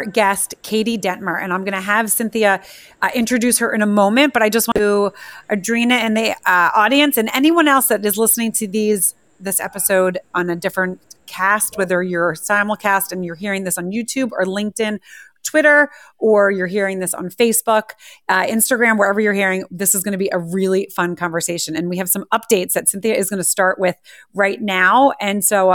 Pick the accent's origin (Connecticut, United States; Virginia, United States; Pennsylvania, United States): Pennsylvania, United States; Philadelphia; now in New York, United States; I grew up in Philly